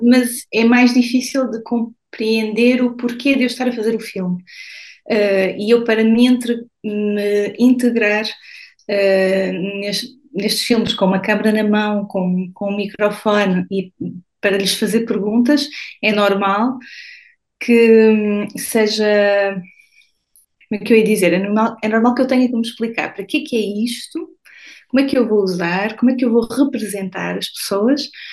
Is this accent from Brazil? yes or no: no; São Martinho de Anta, Norte, Portugal; moved away as an adult; also born or lived in Vila Real / Porto / Lisbon; now in Paris, France; eu vivi em Portugal a minha vida toda, eu estudei em Portugal, eu, eu, eu venho de São Martinho de Anta, uh, e, uh, mas fui sempre vivendo em cidades um bocadinho maiores